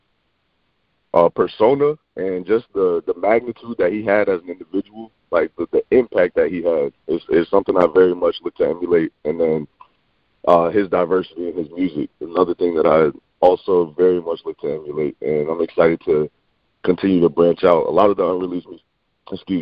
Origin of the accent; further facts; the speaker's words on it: Davenport, Florida, United States; also born or lived in Maine; I grew up in Orlando, Florida, or the Orlando, Florida area. Specifically, I'm from Davenport, Florida, which is a suburb